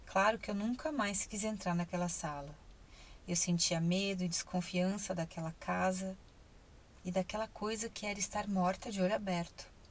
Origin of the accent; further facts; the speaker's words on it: Ribeirão Preto, São Paulo, Brazil; Eu sou de Ribeirão Preto.